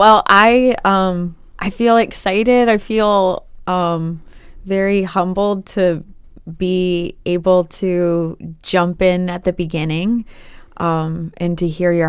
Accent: Chesterfield, Virginia, United States; I grew up in Chesterfield, which is in the Richmond metro area.

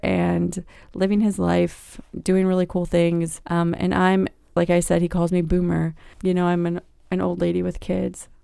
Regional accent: Virginia Beach, Virginia, United States; now in Richmond, United States; I grew up not far from here, about a hundred miles in Virginia Beach.

